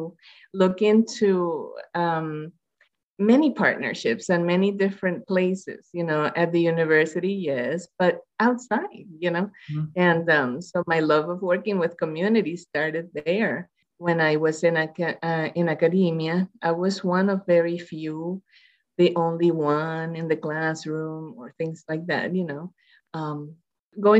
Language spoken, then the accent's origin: English; Puerto Rico; moved away; I'm Latina, you know, I'm from Puerto Rico